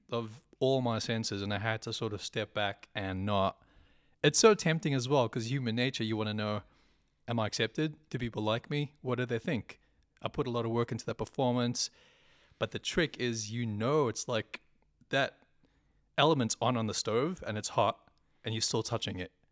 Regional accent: South Africa; also born or lived in New Zealand; now in Sydney, Australia; I am South African born, New Zealand citizen still

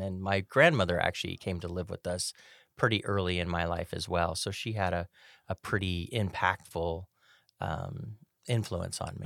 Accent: Sacramento, California, United States; I was born and raised in Sacramento

